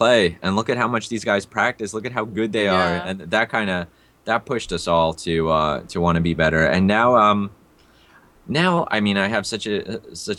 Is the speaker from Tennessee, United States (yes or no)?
no; New York City, New York, United States; also born or lived in Russia / India; growing up in the Bronx